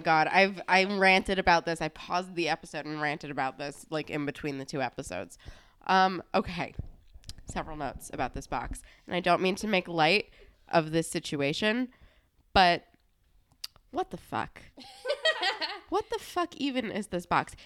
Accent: New Jersey, United States; we're from New Jersey.

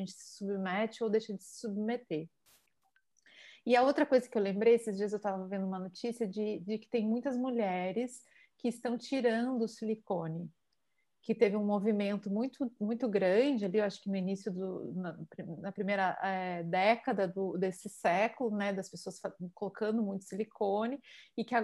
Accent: Palmares, Pernambuco, Brazil; que eu vivia lá na, na minha terra, em Palmares

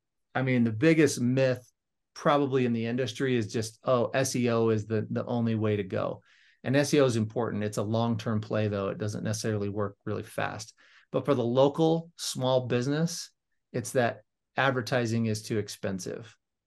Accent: Las Vegas, Nevada, United States; now in North Ogden, United States; I'm originally from Las Vegas, Nevada. I live in northern Utah now, in a little town called North Ogden.

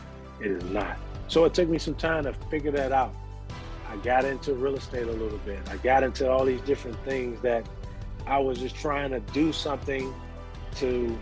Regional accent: Chicago, Illinois, United States; moved away as an adult; now in Georgia, United States; I'm from Chicago, south side of Chicago. Grew up, born and raised there. I was there majority of my life. Just recently moved from there to Georgia a few years ago. So Chi-Town is home.

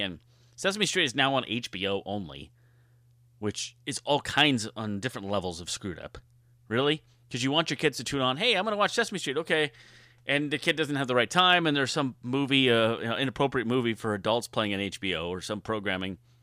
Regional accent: Southern California, United States; growing up in Southern California.

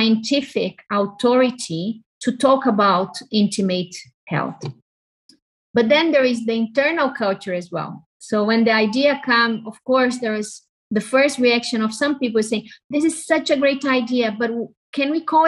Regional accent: Brazil; So I'm Brazilian, I was raised in Brazil, my family is half Italian.

